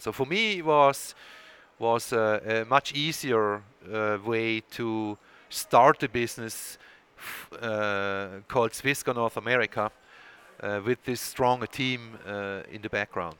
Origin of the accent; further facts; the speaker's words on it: Switzerland; English is a second language; moved away; there is a bit of an accent there uh, when I speak, and that's uh, because I was born and raised in Switzerland